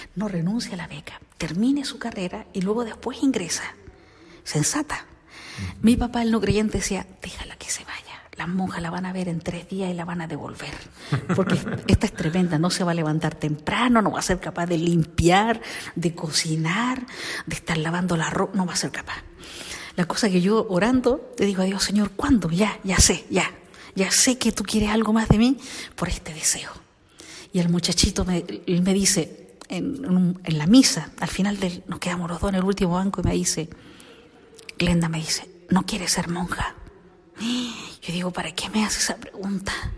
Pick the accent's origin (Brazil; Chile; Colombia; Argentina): Chile; moved away as an adult; now in Spain; yo soy chilena, eh, nací en la época de Pinochet